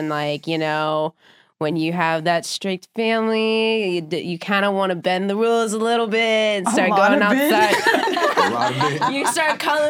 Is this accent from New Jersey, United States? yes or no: no; Omaha, Nebraska, United States; I'm originally from Omaha, Nebraska